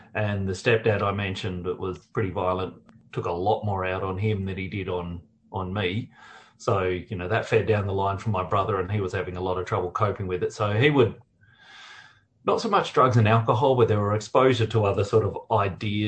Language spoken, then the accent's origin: English; Perth, Western Australia, Australia; moved away as an adult; also born or lived in Victoria; So I grew up in Perth. I didn't move to Victoria until well into my 20s